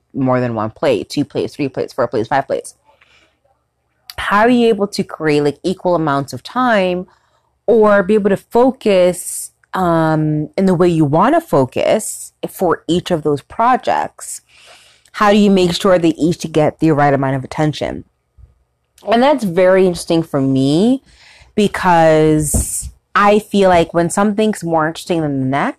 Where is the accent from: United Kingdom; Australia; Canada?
Canada; Ontario; I'm from Ontario, Canada